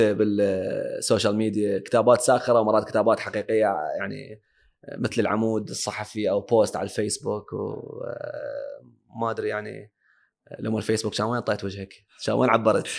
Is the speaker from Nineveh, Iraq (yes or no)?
no; Baghdad Governorate, Iraq; عندنا ببغداد